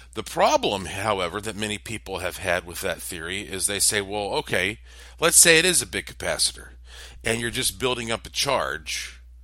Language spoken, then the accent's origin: English; Western North Carolina, United States; Of course, I am from Western North Carolina.